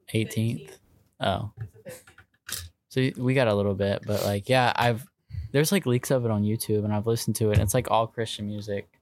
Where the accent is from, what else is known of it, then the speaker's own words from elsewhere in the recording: Virginia Beach, Virginia, United States; also born or lived in Chesapeake; I'm from Virginia Beach. That's where I was raised.